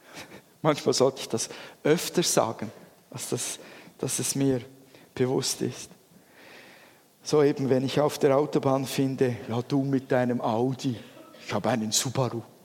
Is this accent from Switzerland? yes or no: yes; Switzerland; wir Schweizer